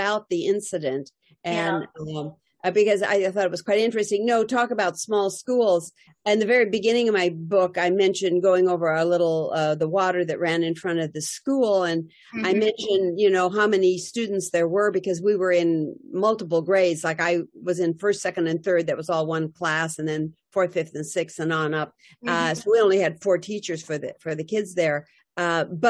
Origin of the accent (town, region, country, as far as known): Montana, United States; born or raised there; also born or lived in New England, North Dakota